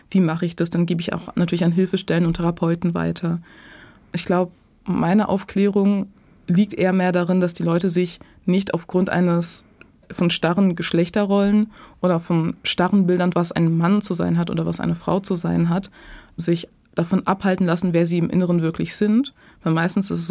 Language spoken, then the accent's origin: German; Dorsten, North Rhine-Westphalia, Germany; ich bin in Dorsten tatsächlich zur Schule gegangen und aufgewachsen.